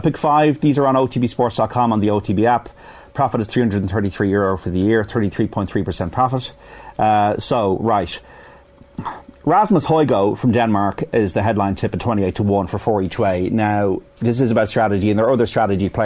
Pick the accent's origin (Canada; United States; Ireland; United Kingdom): Ireland; the Pale, Leinster; I'm from the Pale